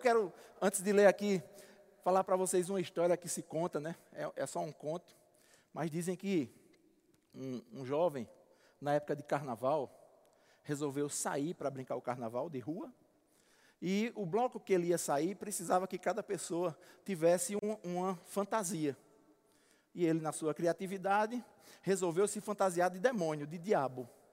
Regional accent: Alagoa Grande, Paraíba, Brazil; moved away; como diz lá na minha terra em Alagoa Grande

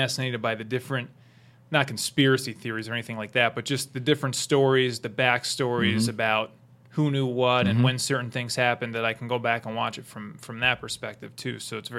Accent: New Jersey, United States; we're from New York, I mean, mm-hmm. from Jersey, but right. I say I'm from New York

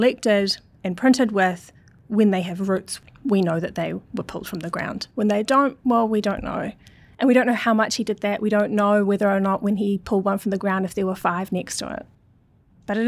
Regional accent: Auckland, New Zealand; My family are all Scottish, well, not all of them, but a lot of them, and I grew up in Auckland

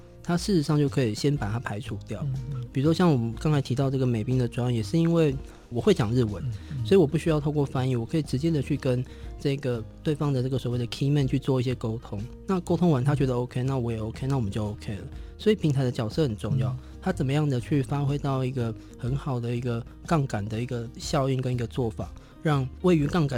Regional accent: Taiwan; 不管是设计或者是我们所谓身为台湾人这件事情

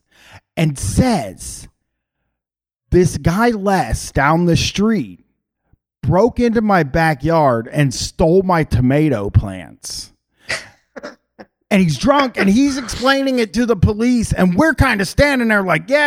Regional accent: Groveport, Ohio, United States; where I grew up in Groveport, Ohio

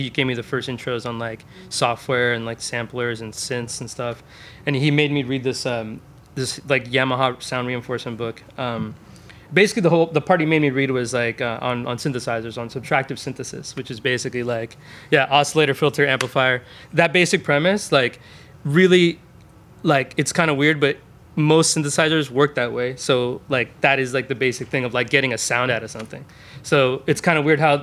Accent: Westminster, California, United States; I grew up in Orange County. I grew up in Westminster

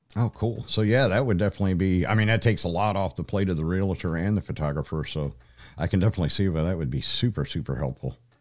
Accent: Troy, Pennsylvania, United States; moved away; also born or lived in Denver; my hometown zip code, which is for Troy, Pennsylvania.

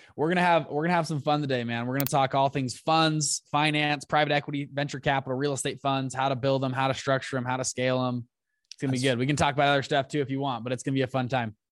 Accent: Salt Lake City, Utah, United States; also born or lived in Taiwan; I'm from Salt Lake City, Utah

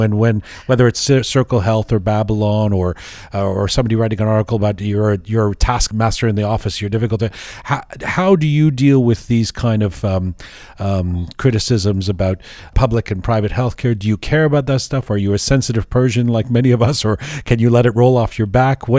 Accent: England, United Kingdom; I grew up in England.

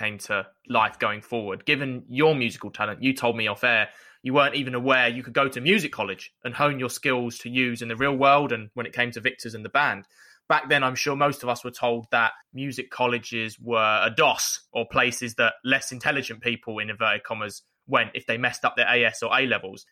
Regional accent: London, United Kingdom; in London, where I grew up in Northeast

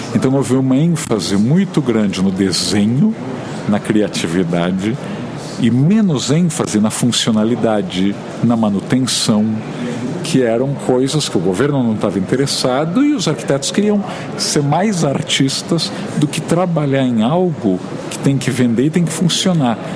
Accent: Santos, São Paulo, Brazil; eu nasci em Santos, no litoral de São Paulo

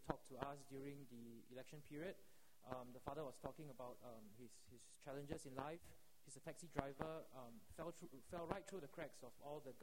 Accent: Singapore; as a Singaporean

